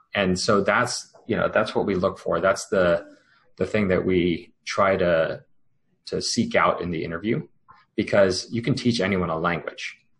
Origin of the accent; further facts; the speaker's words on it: United States; I grew up uh, first generation, born from uh, you know immigrants from India, and and you know grew up speaking two languages at home, learning about Indian culture as well as American culture